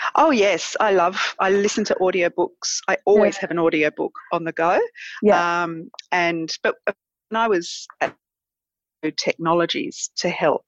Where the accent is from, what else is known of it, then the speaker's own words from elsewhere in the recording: Manly, New South Wales, Australia; moved away as an adult; also born or lived in London; now in Adelaide Hills, Australia; I grew up in Manly and um, spent my whole life there until moving to the Adelaide Hills